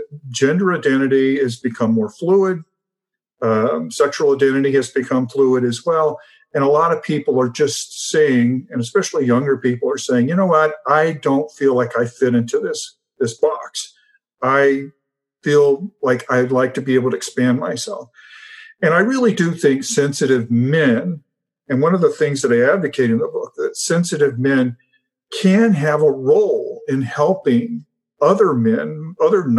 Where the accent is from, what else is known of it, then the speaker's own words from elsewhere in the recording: United States; as an American